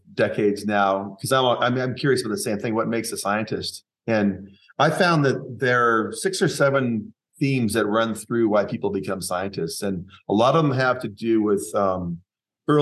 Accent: Seattle, Washington, United States; I grew up in Seattle

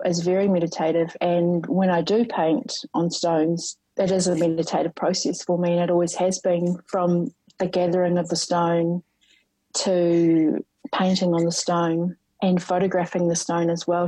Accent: Rotorua, Bay of Plenty, New Zealand; I grew up in Rotorua

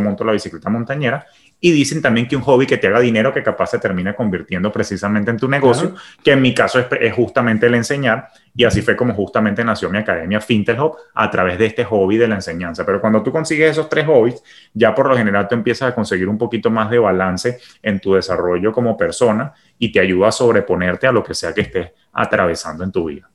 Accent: Venezuela; moved away as an adult; also born or lived in Caracas, Venezuela / New York, United States; now in Miami, United States; siendo Venezuela mi país de origen, pues yo llegué aquí sin conocer a nadie

